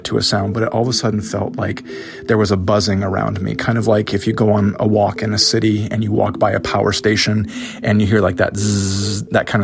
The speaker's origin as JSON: {"language": "English", "region": "Northwest Iowa", "country": "United States", "tie": "born or raised there", "moved": "yes", "lives_now": "Erie, United States", "said": "I live in Erie, Pennsylvania, and I'm originally from Iowa"}